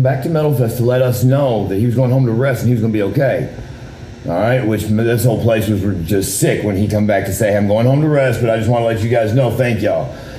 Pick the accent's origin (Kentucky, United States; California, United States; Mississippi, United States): Kentucky, United States